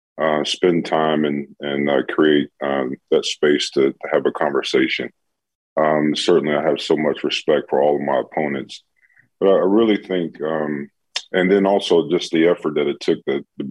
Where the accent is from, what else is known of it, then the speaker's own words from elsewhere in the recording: Chicago, Illinois, United States; I grew up in Chicago, so grew up a Bear fan